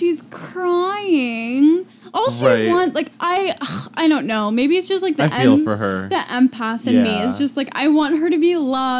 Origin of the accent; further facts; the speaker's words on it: Ohio, United States; As an Ohioan myself